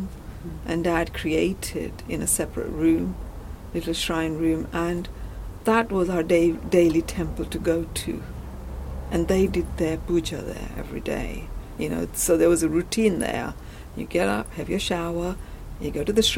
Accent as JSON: {"language": "English", "country": "Kenya", "tie": "born or raised there", "moved": "yes", "lives_now": "United Kingdom", "said": "I grew up in Kenya. I was born in Kenya, and then we came to UK"}